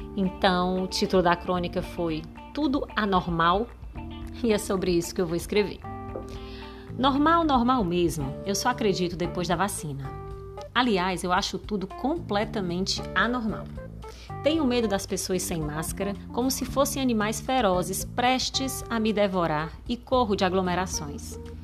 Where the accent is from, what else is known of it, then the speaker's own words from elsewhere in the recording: Fortaleza, Ceará, Brazil; accent: nordestino; Eu falo diretamente aqui de Fortaleza, esse sotaque acentuado nordestino